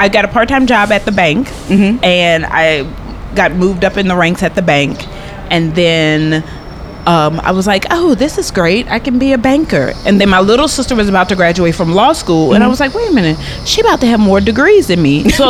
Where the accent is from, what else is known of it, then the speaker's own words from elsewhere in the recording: New Orleans, Louisiana, United States; moved away as an adult; now in Atlanta, United States; I was born and raised in New Orleans.